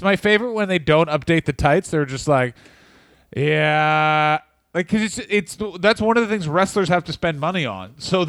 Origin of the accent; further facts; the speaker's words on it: Oklahoma, United States; I'm an Oklahoma man.